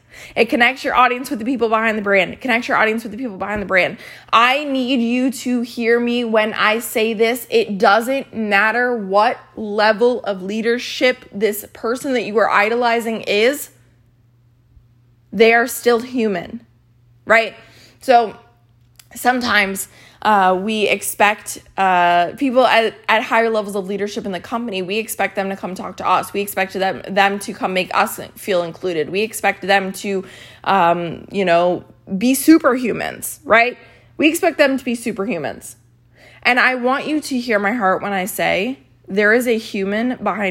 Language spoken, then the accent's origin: English; Maryland, United States; So I grew up in Maryland, which is right down the street from Hershey, Pennsylvania, which is where Hershey Park is with the Hershey factory.